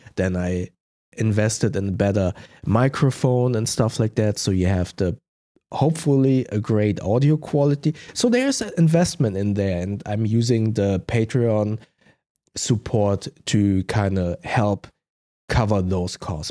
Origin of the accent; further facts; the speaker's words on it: Germany; accent: German; English is a second language; my German accent